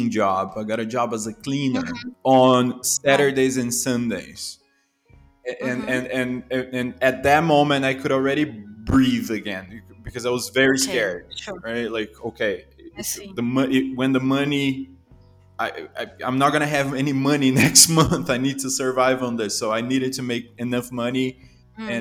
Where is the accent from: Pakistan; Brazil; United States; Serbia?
Brazil; São Paulo; born or raised there; accent: Brazilian; English is a second language; moved away as an adult; also born or lived in Toronto, Canada